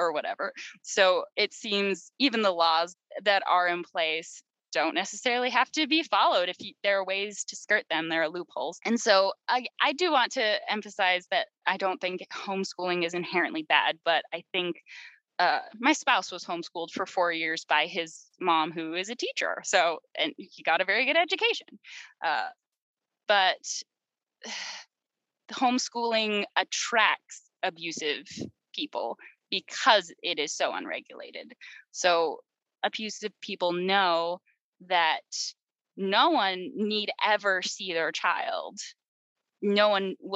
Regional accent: Utah, United States; the state I grew up in Utah

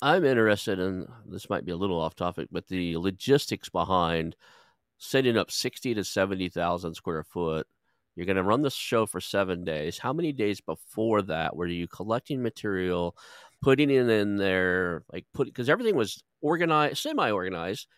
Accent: Oklahoma, United States; moved away as an adult; also born or lived in California; I moved back to Oklahoma from California

